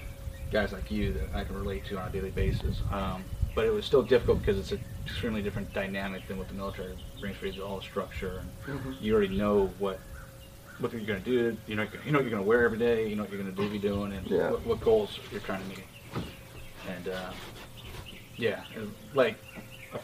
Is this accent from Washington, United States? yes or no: yes; Seattle, Washington, United States; I grew up in the Pacific Northwest, Seattle, Washington